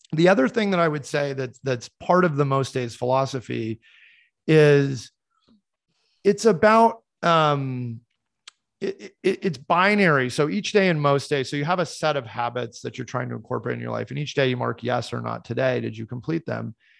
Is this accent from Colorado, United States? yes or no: yes; Boulder, Colorado, United States; I grew up in Boulder, Colorado